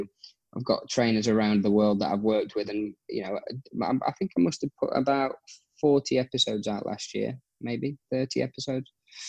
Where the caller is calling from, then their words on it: Abu Dhabi, United Arab Emirates; Yes, I am from Abu Dhabi. I'm here to I'm a trainer out here in Abu Dhabi doing what a lot of expats